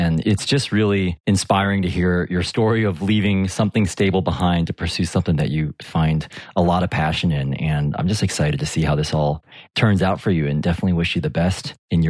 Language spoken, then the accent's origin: English; United States; now in United Kingdom; I'm based near London in the UK, but as you can probably tell from my accent, I'm originally from the US.